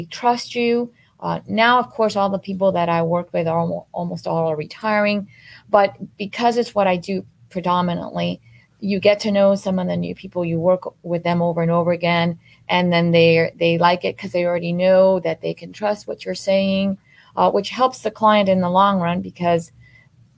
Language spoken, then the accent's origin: English; Miami, Florida, United States; I grew up here in Miami since I was 8 years old. I've been here. I graduated from Miami Coral Park